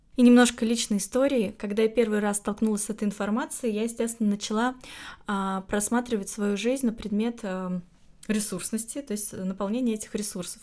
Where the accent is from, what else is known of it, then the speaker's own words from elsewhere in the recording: Saint Petersburg, Russia; в моем родном городе, в Питере